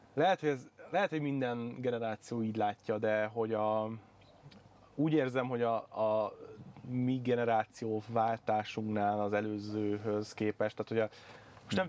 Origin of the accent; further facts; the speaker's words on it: Budaörs, Pest, Hungary; moved away; én budaörsi vagyok, Igen. onnan származom